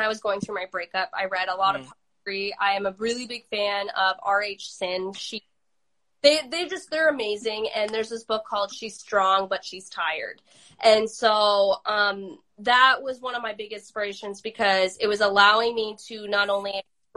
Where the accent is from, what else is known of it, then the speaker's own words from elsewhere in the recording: Oregon, United States; growing up in Oregon